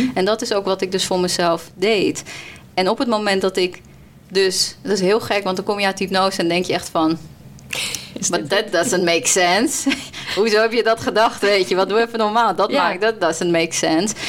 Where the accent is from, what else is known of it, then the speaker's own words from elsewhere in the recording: Colombia; now in Netherlands; ik kom uit Colombia